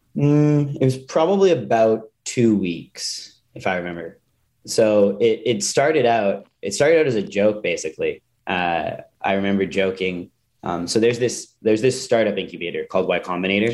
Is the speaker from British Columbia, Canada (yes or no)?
no; Calgary, Alberta, Canada; I grew up in Calgary, Canada